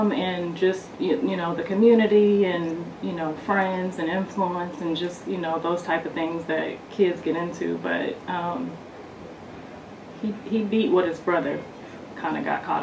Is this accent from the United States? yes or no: yes; Ohio, United States; now in California, United States; I'm originally from Ohio, but I moved out to California pursuing um, film and television and ended up getting married and having kids and got distracted.